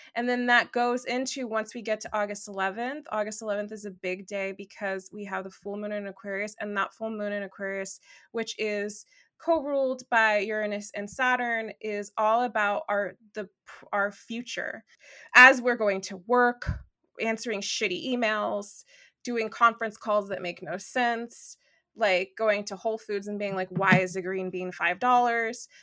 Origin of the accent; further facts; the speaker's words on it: Los Angeles, California, United States; accent: valley girl; I grew up in Los Angeles